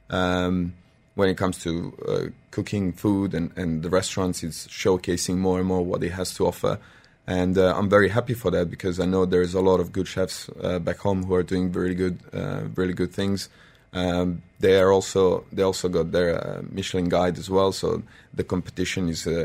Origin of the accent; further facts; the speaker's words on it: Serbia; English is a second language; I'm from Serbia.